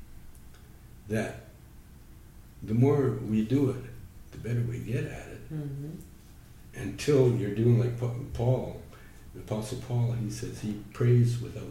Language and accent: English; Calgary, Alberta, Canada; I grew up in Calgary